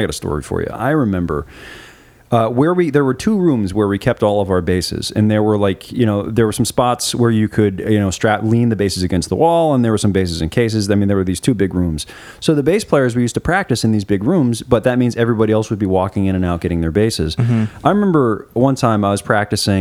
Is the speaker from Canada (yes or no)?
no; United States; moved away as an adult; also born or lived in London; I walked into this school as an American bass player playing Bach